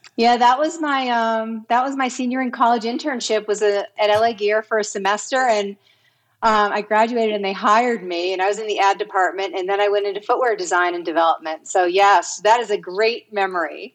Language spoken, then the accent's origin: English; East Coast, United States; moved away as an adult; also born or lived in Vermont; now in California, United States; growing up, I was raised on the East Coast.